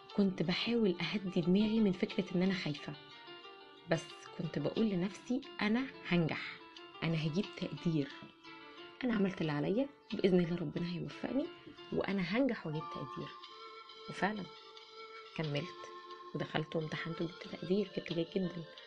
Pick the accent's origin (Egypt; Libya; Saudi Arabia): Egypt; عندنا في مصر